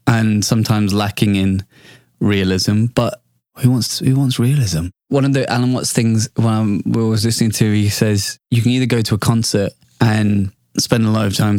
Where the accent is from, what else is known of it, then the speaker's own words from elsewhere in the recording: United Kingdom; I'm British